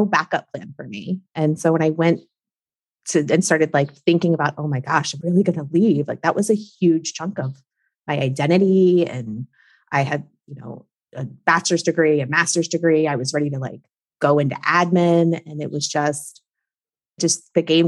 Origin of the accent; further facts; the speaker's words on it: Maryland, United States; now in South Florida, United States; I'm from Maryland. I grew up in Maryland. My whole family's there.